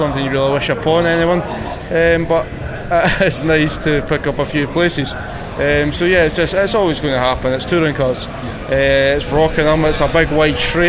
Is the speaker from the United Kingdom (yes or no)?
yes; Scotland, United Kingdom; I'm Scottish